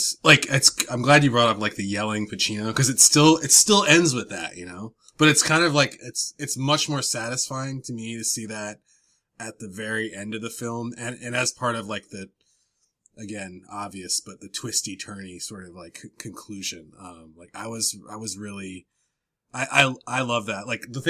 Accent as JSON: {"language": "English", "town": "New Haven", "region": "Connecticut", "country": "United States", "tie": "born there", "said": "I did not go to Yale, but I was born in New Haven."}